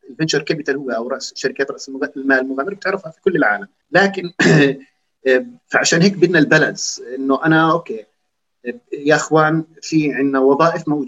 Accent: Jordan; احنا عم نحكي عن شباب اردنيين بيشبهونا

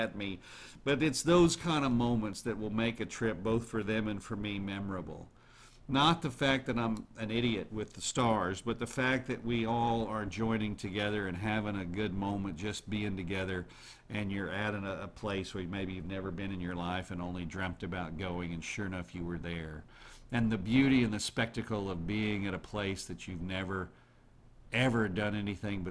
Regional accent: United States; I was born in America

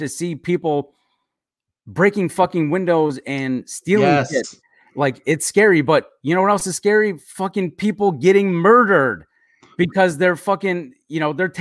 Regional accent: Chicago, Illinois, United States; where I grew up in Chicago

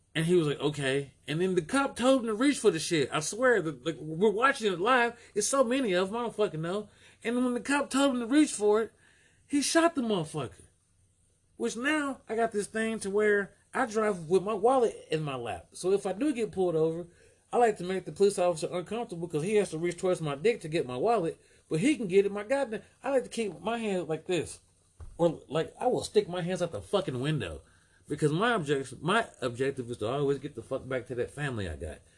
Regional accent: United States; we're Americans

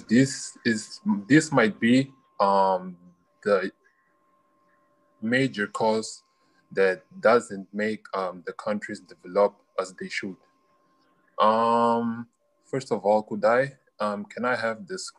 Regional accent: Mozambique; from Mozambique

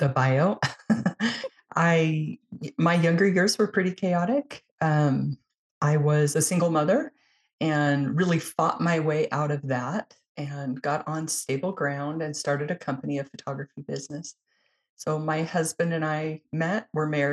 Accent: Utah, United States; I'm in Utah in the United States

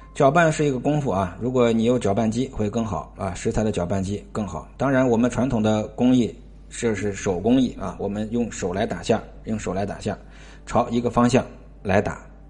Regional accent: Tianjin, China; 我们老家天津的一个属于天津三绝之一吧

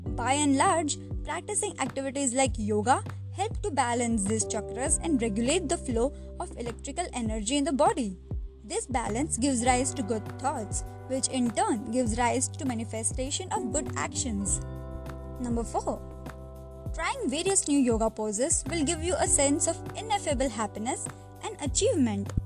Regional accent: India; I'm from India

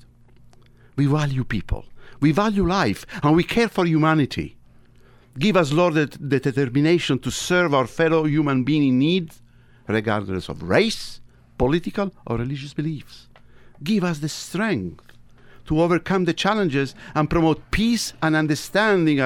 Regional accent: Egypt; accent: Tuscan; also born or lived in Tuscany, Italy; now in United States; I was born in Tuscany. I was raised in Egypt.

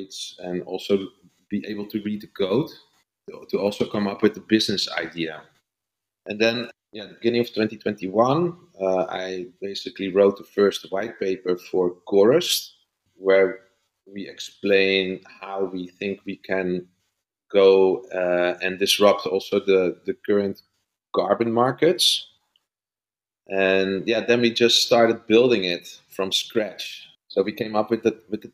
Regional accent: Netherlands; I'm from the Netherlands

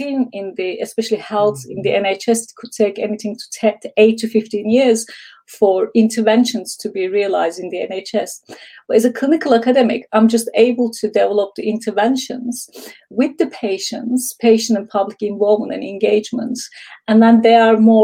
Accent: Istanbul, Turkey; moved away as an adult; now in United Kingdom; I'm from Istanbul, Turkey. And then 21 years ago, I came to UK

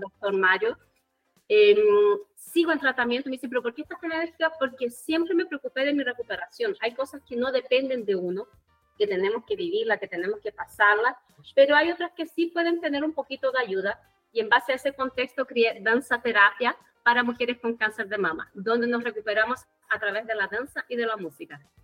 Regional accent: Chile; soy bra chilena tengo 38 años

